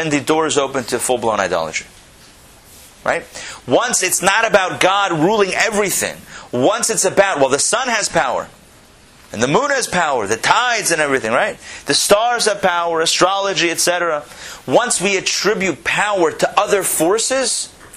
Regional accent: Pittsburgh, Pennsylvania, United States; I grew up in Pittsburgh

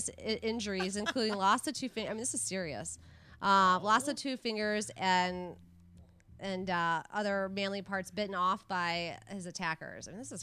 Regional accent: Michigan, United States; my home state of Michigan

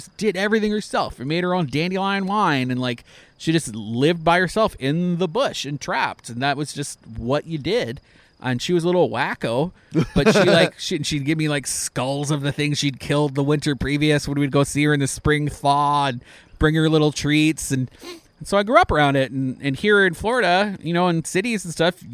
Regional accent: Canada; moved away; I'm Canadian

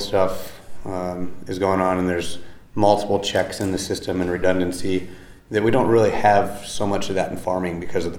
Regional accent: Iowa City, Iowa, United States; also born or lived in Boone, Iowa; I'm from Iowa. I grew up by Iowa City

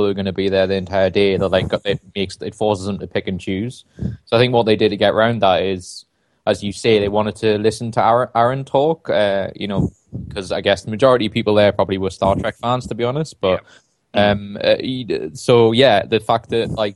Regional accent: Newcastle upon Tyne, North East England, United Kingdom; I'm from Newcastle

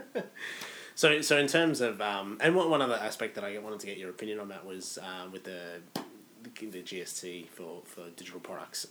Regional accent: Australia; as an Australian over there

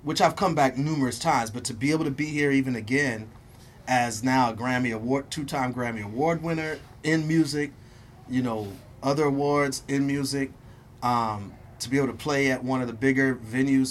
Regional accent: Milwaukee, Wisconsin, United States; I'm from Milwaukee

